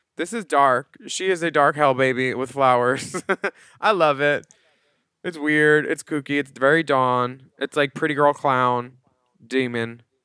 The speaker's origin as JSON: {"language": "English", "town": "Philadelphia", "region": "Pennsylvania", "country": "United States", "said": "as a Philadelphian"}